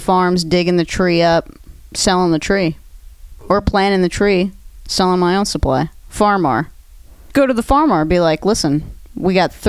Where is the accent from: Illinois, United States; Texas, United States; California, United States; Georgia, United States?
California, United States; rural; I come from, you know, again, rural California